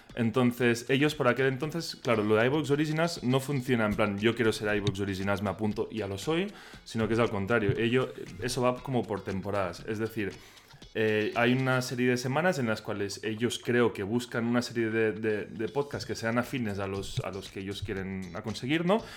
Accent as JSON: {"language": "Spanish", "country": "Spain", "accent": "Catalan", "first_language": "Catalan", "second_language": "Spanish", "said": "no es, mi lengua materna y que a mí me cuesta mucho expresarme en, castellano"}